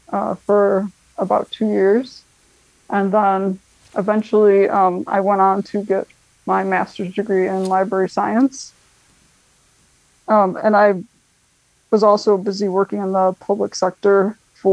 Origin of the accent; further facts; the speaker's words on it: Frankfort, Illinois, United States; I grew up in Frankfort, Illinois